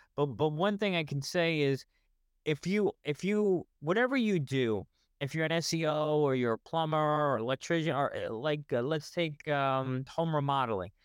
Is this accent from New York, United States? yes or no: yes; New York, United States; I'm from New York